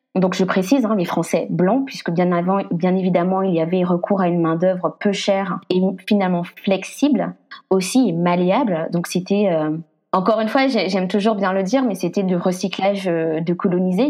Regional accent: Guadeloupe; je suis guadeloupéenne

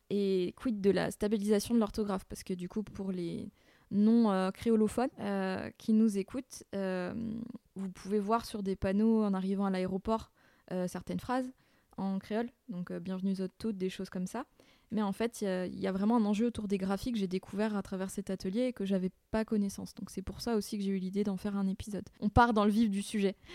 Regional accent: Burgundy, Bourgogne-Franche-Comté, France; accent: Morvandiau patois; now in Réunion; je parlais pas mon bourguignon, euh, que le morvandieux c'était peut-être le, patois

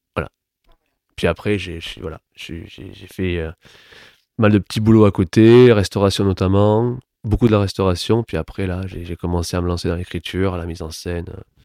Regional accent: Toulouse, Occitania, France; moved away as an adult; also born or lived in Paris; moi, je suis né à Toulouse.

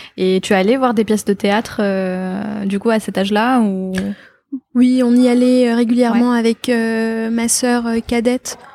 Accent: Batna, Batna Province, Algeria; also born or lived in Constantine / Algiers; je suis née à Constantine, mais pour euh, pour des soucis administratifs, mon père m'a inscrite à Batna

